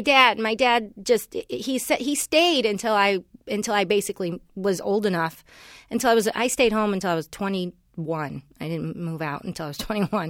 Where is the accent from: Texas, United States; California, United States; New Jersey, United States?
California, United States; Los Angeles; also born or lived in Cleveland, Ohio; we moved here when I was seven to, to, uh, the Valley. And, um, so I grew up in the valley